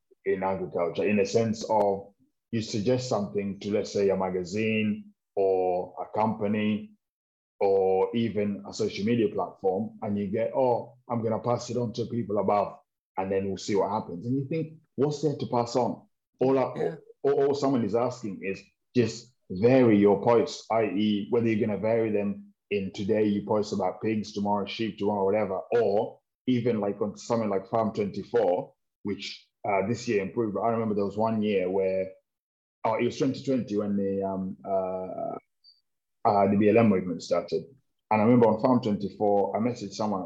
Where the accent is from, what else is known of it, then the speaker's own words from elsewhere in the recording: Kenya; now in United Kingdom; as a Kenyan in Kenya, with the 44 tribes that are there, mum's from Kikuyu tribe, dad's from Aluo tribe, and both Kenyans